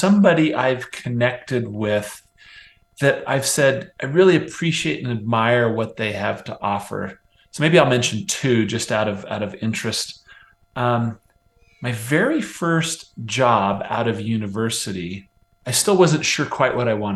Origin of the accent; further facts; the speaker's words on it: Nebraska, United States; now in Utah, United States; I grew up on the Great Plains of the United States in the state of Nebraska